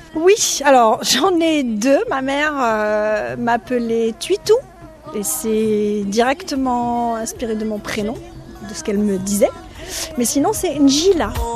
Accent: Constantine, Constantine Province, Algeria; moved away as an adult; also born or lived in Guadeloupe; now in Martinique; moi je suis algérienne, je suis de Constantine

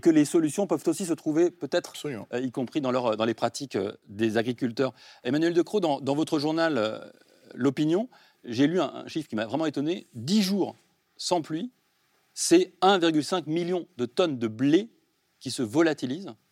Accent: France; chez nous en France

